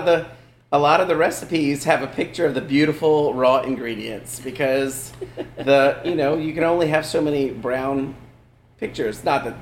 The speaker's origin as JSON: {"language": "English", "region": "Louisiana", "country": "United States", "said": "as Cajun people, we take the simplest things and we make something really good from it by treating it the right way."}